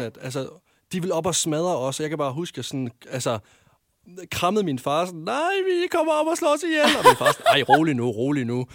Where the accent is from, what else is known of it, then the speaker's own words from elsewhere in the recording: Varde, Southern Denmark, Denmark; jeg kommer fra Vardag